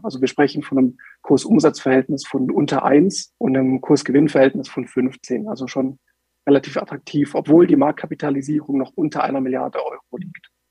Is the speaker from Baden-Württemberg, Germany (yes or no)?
yes; Swabian Jura, Baden-Württemberg, Germany; wir kommen ja aus Baden-Württemberg, aus der Schwäbischen Alb